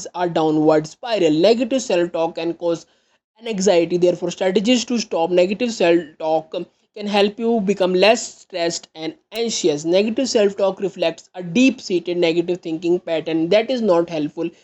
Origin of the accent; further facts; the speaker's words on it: India; I am from India.